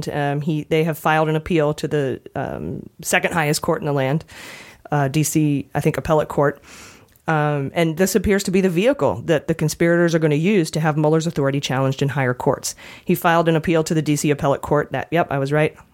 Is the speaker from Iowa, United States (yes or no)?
no; Vermont, United States; That's my home state.